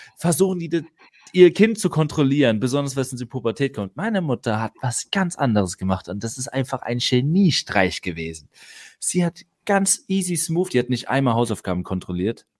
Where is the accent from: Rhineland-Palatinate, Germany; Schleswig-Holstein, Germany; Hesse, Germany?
Rhineland-Palatinate, Germany; Neustadt an der Weinstraße; also born or lived in Mannheim; Ich bin die ersten acht Lebensjahre äh, in Mannheim aufgewachsen, dann haben sich meine Eltern getrennt. Dann ist Mama mit ihren drei Kindern in die Pfalz gezogen, Neustadt an die Weinstraße. Dort haben wir dann bis zu meinem 16. Lebensjahr, also acht Jahre dort auf dem Dorf gelebt